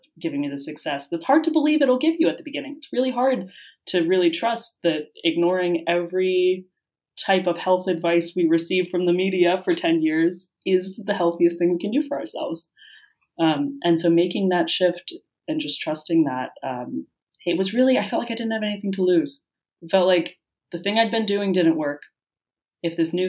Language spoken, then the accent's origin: English; United States; moved away as an adult; now in Madrid, Spain; growing up in the United States